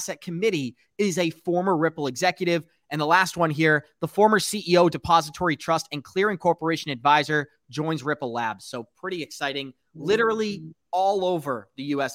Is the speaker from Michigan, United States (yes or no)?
no; Boston, Massachusetts, United States; I am born and raised in Boston